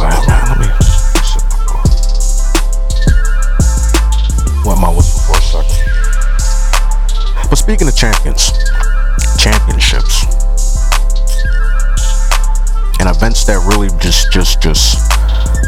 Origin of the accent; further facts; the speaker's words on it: Philadelphia, Pennsylvania, United States; also born or lived in Delaware County, Pennsylvania; I was born in the city of Philadelphia. Albert Einstein Medical motherfucking Center